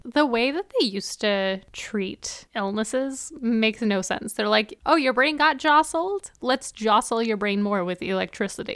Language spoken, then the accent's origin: English; Canada; we're Canadian